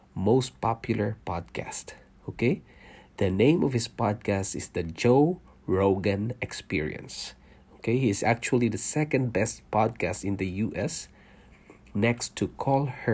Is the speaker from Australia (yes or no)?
no; Philippines; moved away as an adult; also born or lived in Singapore; now in Canada; I was born in Philippines. I'm a Filipino and I worked in Singapore for 5 years, leaving my family behind in Philippines, and then we decided to immigrate to Canada